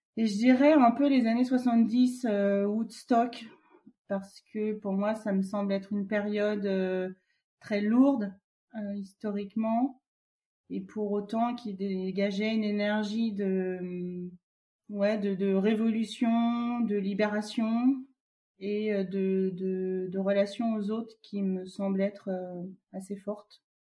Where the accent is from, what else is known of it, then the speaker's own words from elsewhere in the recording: Vietnam; je suis originaire du Vietnam